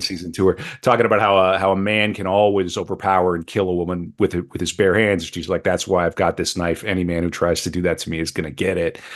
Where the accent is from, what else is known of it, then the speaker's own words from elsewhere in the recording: Mandan, North Dakota, United States; moved away; in my hometown, Mandan, Bismarck, Mandan